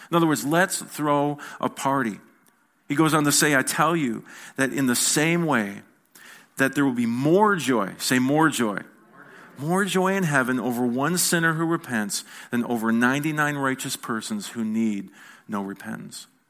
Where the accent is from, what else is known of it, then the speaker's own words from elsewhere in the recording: United States; I'm an American